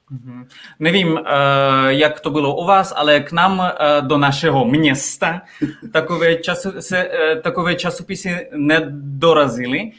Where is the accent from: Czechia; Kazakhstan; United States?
Kazakhstan; Czech is a second language; moved away as an adult; now in Czech Republic; já jsem z malého města, které je 300 kilometrů od Almaty